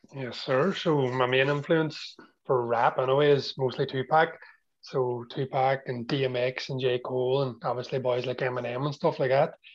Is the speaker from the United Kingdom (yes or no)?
yes; Strabane, Northern Ireland, United Kingdom; I'm a rapper from Strabane